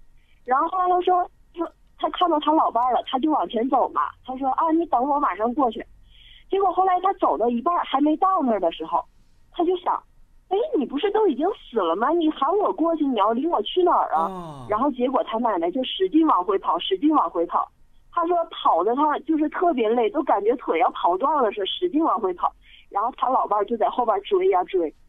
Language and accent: Chinese; Sichuan, China; 我是四川的，但是我老公他是，就是北方的，就是东北的